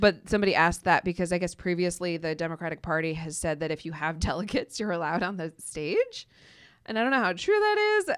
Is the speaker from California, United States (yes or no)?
no; Ohio, United States; moved away; my home state, Ohio